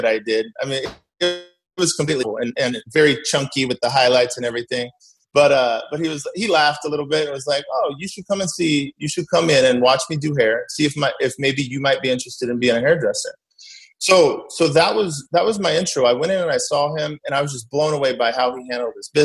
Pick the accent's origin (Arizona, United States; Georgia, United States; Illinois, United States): Arizona, United States; Mesa; born and raised in Mesa.